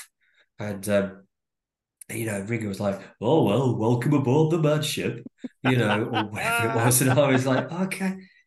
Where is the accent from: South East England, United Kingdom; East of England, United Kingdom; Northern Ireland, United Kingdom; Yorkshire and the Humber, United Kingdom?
South East England, United Kingdom; Chiddingfold; moved away as an adult; also born or lived in Fareham, Hampshire / Farnham / London; now in Diss, United Kingdom; So I grew up in Surrey. In a little village called Chiddingfold, which is near a bigger town